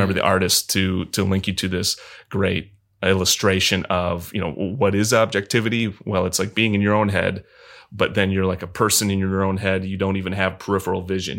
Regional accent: Michigan, United States; I'm from Michigan

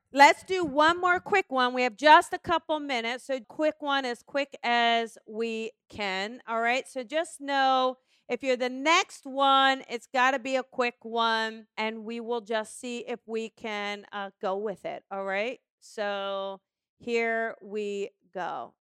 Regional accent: New Jersey, United States; I'm from New Jersey

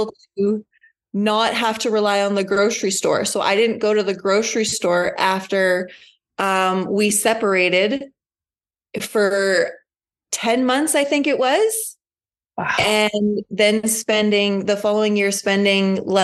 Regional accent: just outside Winnipeg, Manitoba, Canada; I am from Manitoba, just outside Winnipeg.

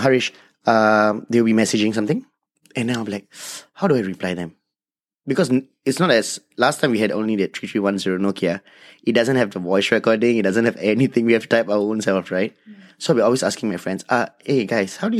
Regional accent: Singapore; I'm from Singapore. I'm a local Indian

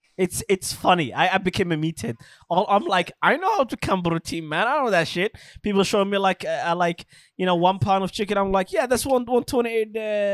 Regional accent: Alabama, United States; I'm an anti-vaxxer. I'm from Alabama, man. I ain't doing that shit, bro.

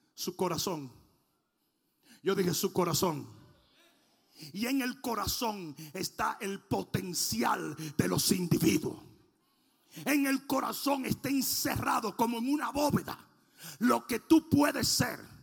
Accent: Dominican Republic; now in United States; en mi país

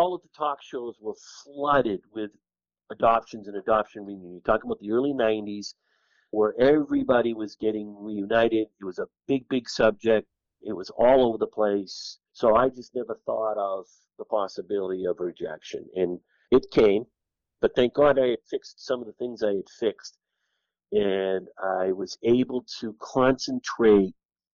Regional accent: East Bridgewater, Massachusetts, United States; also born or lived in Worcester, Massachusetts; East Bridgewater, Massachusetts, the town I grew up in.

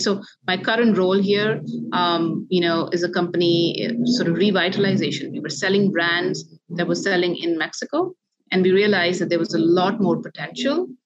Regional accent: India; moved away; growing up in India where there's a multilingual environment

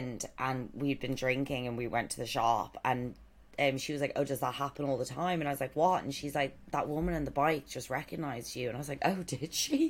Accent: Ireland; I'm Irish.

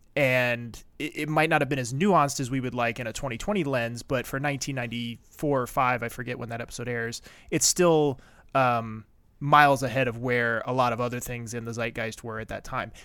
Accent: East Coast, United States; moved away; I grew up on the East Coast

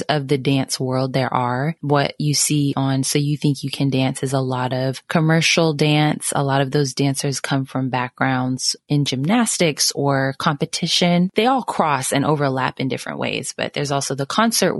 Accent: Sacramento, California, United States; now in Dallas, United States; I'm originally from Sacramento, California. I currently live in Dallas.

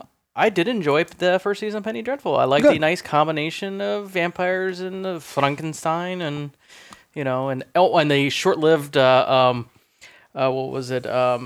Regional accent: Midwest, United States; I am from the Midwest, so I sang unto my Lord through my entire childhood. So that was the way, and I grew up Protestant

